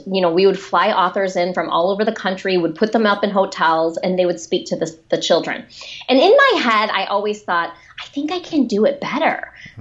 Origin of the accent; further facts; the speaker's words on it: a town outside of Detroit, Michigan, United States; accent: Michigan; I grew up in a, a town outside of Detroit